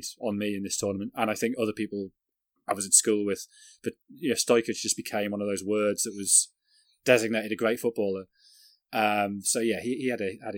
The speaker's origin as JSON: {"language": "English", "region": "England", "country": "United Kingdom", "also_born_or_lived": "Sunderland", "said": "being English"}